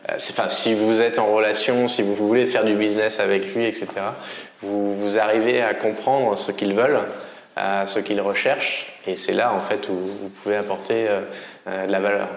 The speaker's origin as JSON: {"language": "French", "region": "Normandy", "country": "France", "moved": "yes", "lives_now": "Vietnam", "said": "je suis normand."}